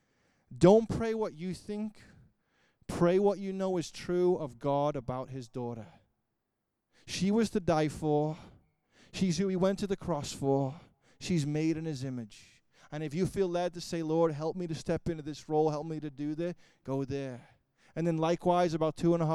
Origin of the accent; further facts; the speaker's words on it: Liverpool, North West England, United Kingdom; I am from Liverpool